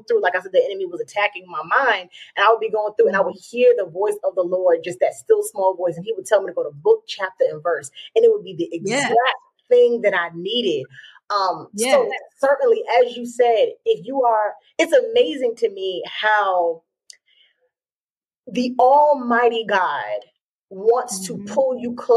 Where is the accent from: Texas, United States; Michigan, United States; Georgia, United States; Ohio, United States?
Georgia, United States; I was raised in Georgia